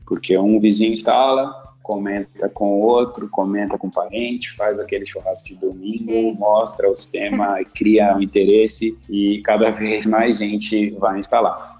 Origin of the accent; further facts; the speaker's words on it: São Caetano do Sul, São Paulo, Brazil; also born or lived in Santo André; Eu nasci em São Caetano